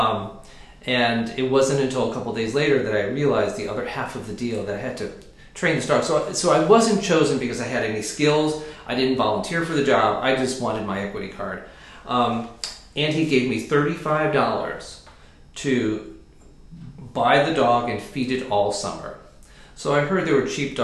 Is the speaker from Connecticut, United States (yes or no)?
yes; Connecticut, United States; I'm from Connecticut, and when I was in high school, I wanted to be an actor